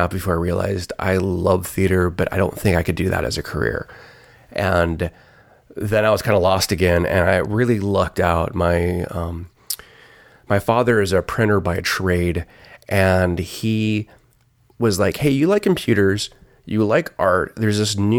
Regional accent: Dallas, Texas, United States; I grew up in Dallas, outside of Dallas, and Collin County Community College had just started a program

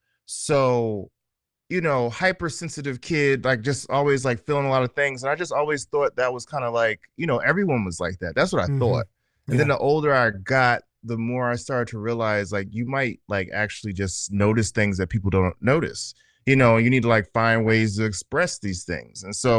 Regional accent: New Jersey, United States; also born or lived in Atlanta / Houston / Los Angeles / Oakland; now in Brooklyn, United States; Yeah, I'm originally from New Jersey, but New York is my home. It took me a long time to accept that. I've lived in several places, Atlanta, Houston, LA, Oakland.

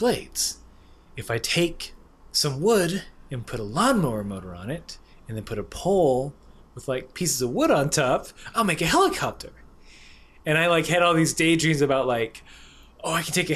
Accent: Waycross, Georgia, United States; hometown is called Waycross

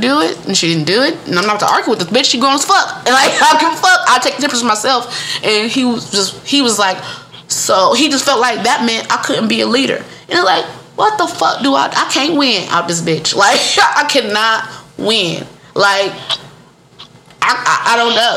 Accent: Detroit, Michigan, United States; moved away as an adult; now in Georgia, United States; I am from Michigan. I'm from the Midwest. I'm from Detroit.

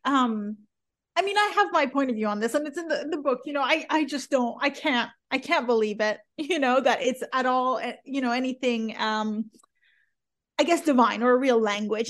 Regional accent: the Bible Belt, United States; also born or lived in Iran; growing up in the Bible Belt

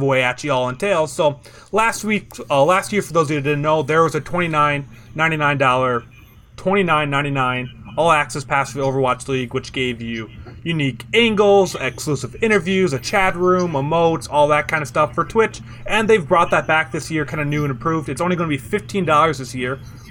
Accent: Midwest, United States; I'm from the Midwest

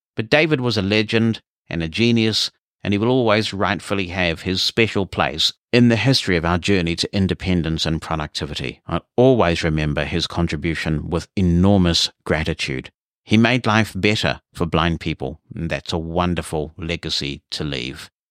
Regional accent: New Zealand; As a teenager getting into computers and growing up in New Zealand

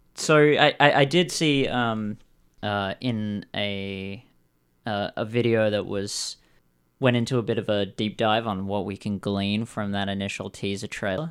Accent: Perth, Western Australia, Australia; moved away; I'm come from Perth

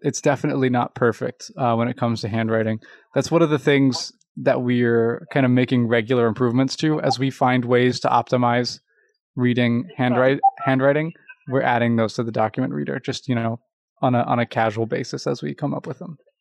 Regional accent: Louisville, Kentucky, United States; I'm from Louisville, Kentucky

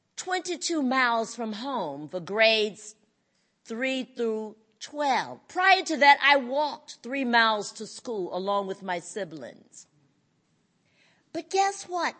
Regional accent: North Carolina, United States; I grew up in North Carolina on a plantation called the Coolmee Plantation, raised by my parents and paternal grandparents

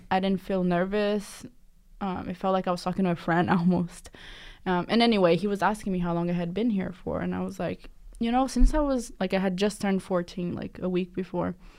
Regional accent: Curitiba, Paraná, Brazil; now in United States; I'm from a city called Curitiba. It's in the state of Paraná.

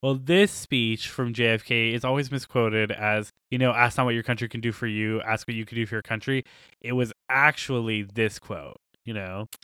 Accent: United States; we're all American here.

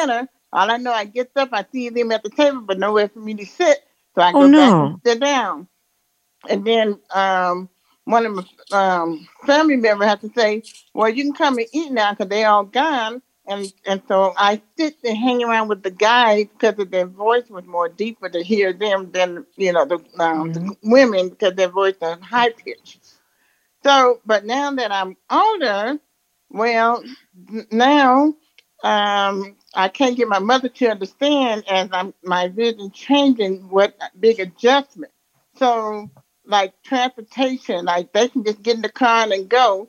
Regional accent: Louisiana, United States; now in Denver, United States; Oh, I'm in Denver, Colorado, but I'm from Louisiana.

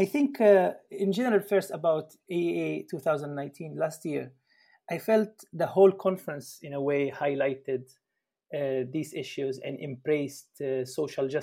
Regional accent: Palestine; moved away as an adult; now in Germany; I'm from Palestine, from the Middle East, and currently in Germany.

